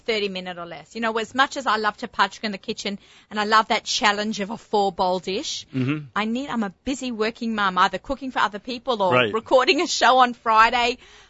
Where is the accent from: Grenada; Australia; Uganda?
Australia; now in New York, United States; I grew up in Australia.